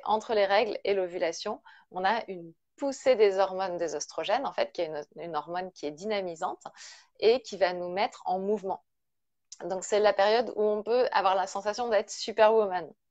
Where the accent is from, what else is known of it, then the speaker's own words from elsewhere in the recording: Brittany, France; je suis bretonne, hein, je suis à Rennes